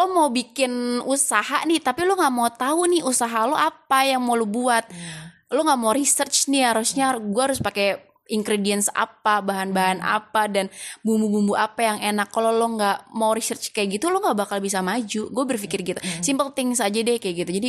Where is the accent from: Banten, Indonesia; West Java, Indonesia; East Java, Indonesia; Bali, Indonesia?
Banten, Indonesia; Pamulang; karena gue brojol di Pamulang dan gue besar di Pamulang, gue pasti tahu seluk beluk orang-orang Pamulang kayak gimana.